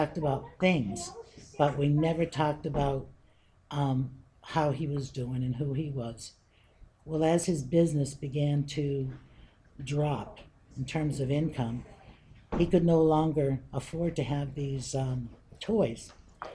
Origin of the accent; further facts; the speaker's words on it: Western Massachusetts, United States; now in West Boylston, United States; I come from Western Massachusetts